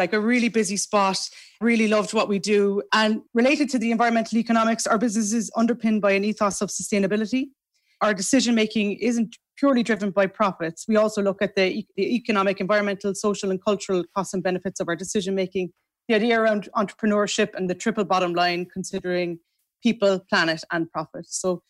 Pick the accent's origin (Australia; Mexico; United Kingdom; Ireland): Ireland; Macroom, Munster; I grew up in Macroom.